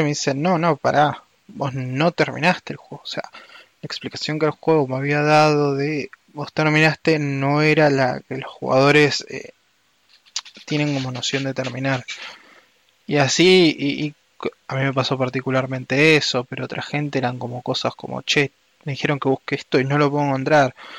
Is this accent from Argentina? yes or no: yes; Argentina; soy argentino